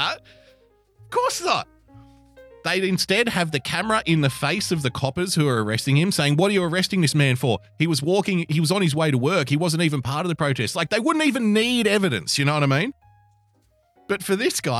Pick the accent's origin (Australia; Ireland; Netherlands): Australia; Sydney, New South Wales; I'm from Sydney, so when I say hell, I say it